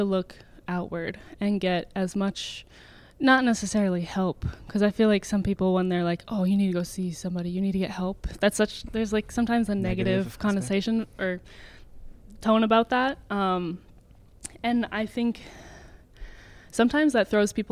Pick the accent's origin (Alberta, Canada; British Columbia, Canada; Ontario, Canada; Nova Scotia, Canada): Ontario, Canada; Georgetown; I grew up in Georgetown my whole life.